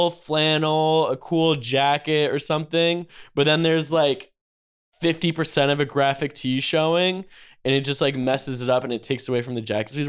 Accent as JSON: {"language": "English", "region": "North Carolina", "country": "United States", "said": "I'm from, I'm from North Carolina."}